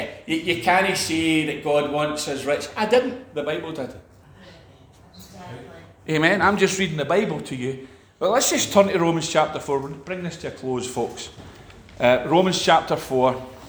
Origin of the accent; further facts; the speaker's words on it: Scotland, United Kingdom; We're just wee Scottish people. Amen. We're just Scottish.